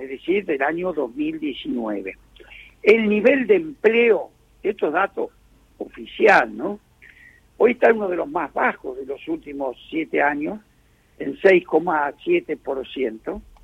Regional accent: Argentina

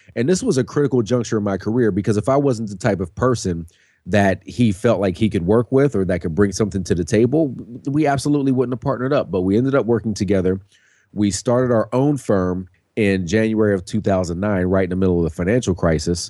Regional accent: Pittsburgh, Pennsylvania, United States; I'm born and raised in Pittsburgh

